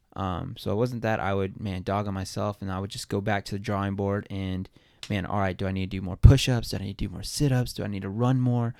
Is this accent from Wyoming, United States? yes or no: no; New Braunfels, Texas, United States; moved away as an adult; also born or lived in Colorado; now in Quad Cities, United States; I'm originally born and raised in Texas